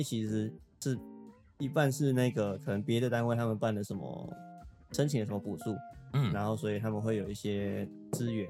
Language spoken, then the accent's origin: Chinese; Kinmen County, Taiwan; 我们小时候在金门表演，永远都是在金城